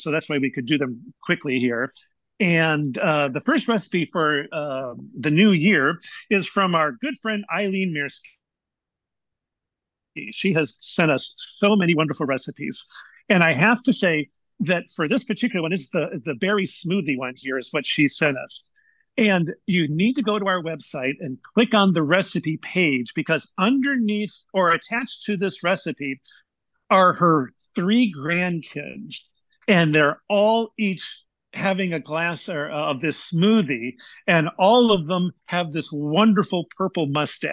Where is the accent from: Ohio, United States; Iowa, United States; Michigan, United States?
Michigan, United States; moved away; my growing up in Michigan